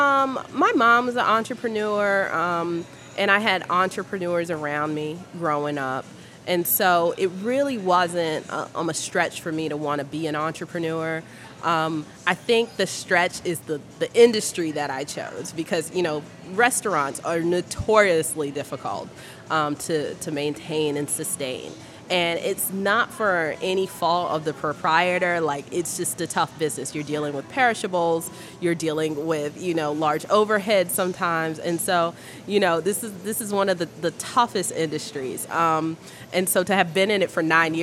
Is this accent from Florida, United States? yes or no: no; Baltimore, Maryland, United States; I am from Baltimore. I grew up in Baltimore